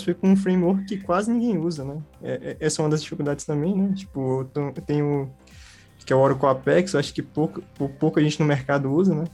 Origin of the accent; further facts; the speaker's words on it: Brasília, Federal District, Brazil; eu sou aqui do, do Gama, né, do Distrito Federal.